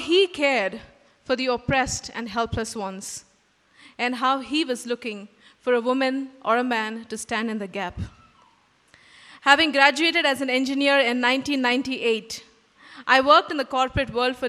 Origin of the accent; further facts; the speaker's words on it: Mumbai, Maharashtra, India; moved away as an adult; now in Bangalore, India; Growing up in Bombay and working with my parents in their church